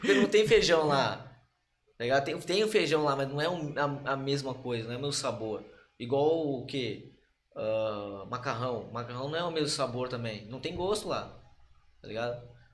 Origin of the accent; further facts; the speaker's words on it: Brazil; moved away as an adult; also born or lived in São Paulo; now in Bangkok, Thailand; a gente é brasileiro